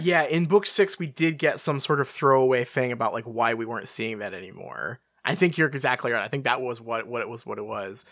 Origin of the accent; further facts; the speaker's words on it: England, United Kingdom; I'm English